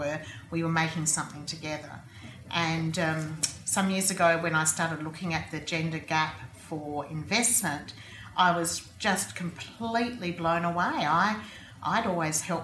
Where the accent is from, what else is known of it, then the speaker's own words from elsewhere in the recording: South Australia, Australia; also born or lived in Streaky Bay, South Australia / Papua New Guinea / United Kingdom; I grew up here mostly in South Australia, although I was born in Streaky Bay when my mum and dad were young teachers